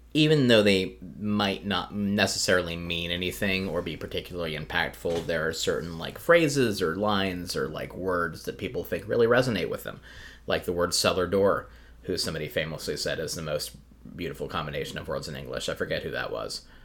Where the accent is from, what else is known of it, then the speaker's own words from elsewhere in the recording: the South, United States; I grew up in the South